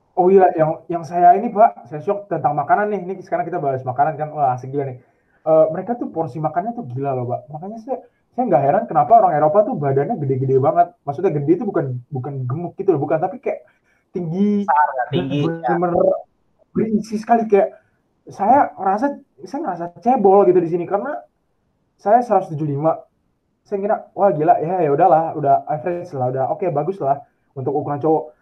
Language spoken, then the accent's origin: Indonesian; Indonesia; moved away as an adult; now in Paris, France; Gua dari Indonesia